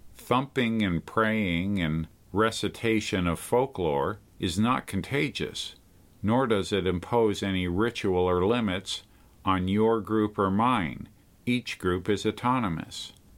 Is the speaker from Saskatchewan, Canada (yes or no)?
no; Montreal, Quebec, Canada; moved away as an adult; also born or lived in Calgary; now in Toronto, Canada; I left Montreal for Calgary back in nineteen seventy-nine, and now I was living six hours away from my hometown in Toronto, Ontario.